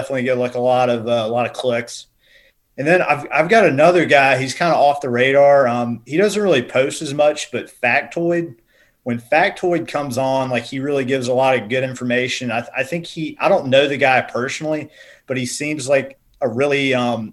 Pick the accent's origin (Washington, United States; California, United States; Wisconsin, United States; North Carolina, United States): North Carolina, United States; LaGrange; moved away as an adult; So I grew up in LaGrange, North Carolina, just like a hop, skip, and a jump from, like, Pitt County.